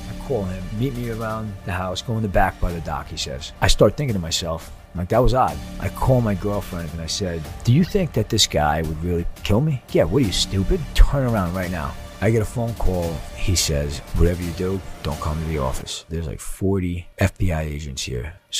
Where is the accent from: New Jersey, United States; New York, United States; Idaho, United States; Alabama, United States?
New York, United States; Long Island; now in Florida, United States; I grew up on Long Island.